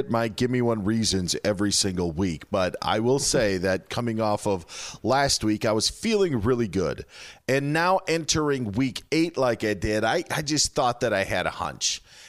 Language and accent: English; Wisconsin, United States; For a while, I thought because COVID's so bad in my home state that they only allowed 6 Packer defenders on the field.